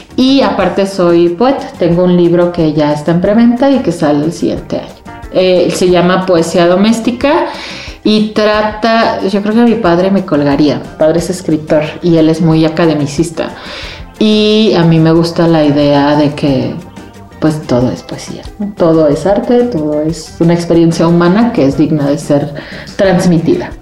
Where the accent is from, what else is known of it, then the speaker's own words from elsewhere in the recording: Xalapa, Veracruz, Mexico; Yo soy de Jalapa